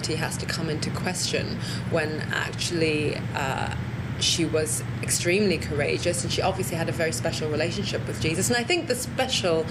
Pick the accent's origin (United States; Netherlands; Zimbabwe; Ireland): Zimbabwe; I grew up in Zimbabwe